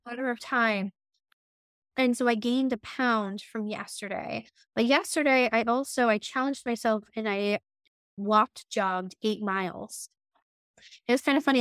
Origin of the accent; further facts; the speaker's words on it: New Hampshire, United States; I'm from New, New Hampshire